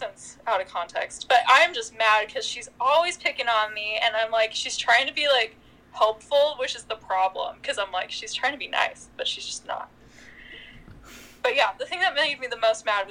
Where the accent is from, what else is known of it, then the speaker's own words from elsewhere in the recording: Clovis, California, United States; moved away as an adult; now in Fresno, United States; growing up in Clovis